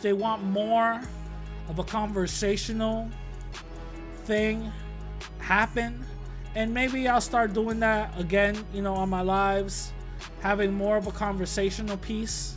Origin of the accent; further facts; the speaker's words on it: New York, United States; when I was growing up in New York